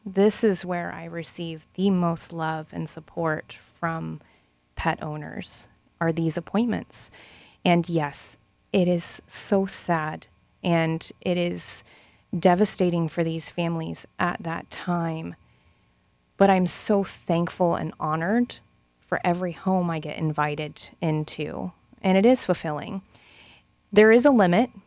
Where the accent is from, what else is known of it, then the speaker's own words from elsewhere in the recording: Lakeland, Florida, United States; moved away; I'm actually second generation Lakelander